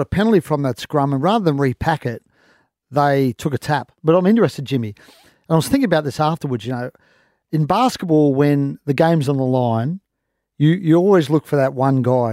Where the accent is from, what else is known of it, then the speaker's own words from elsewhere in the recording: Queensland, Australia; I am a Queenslander.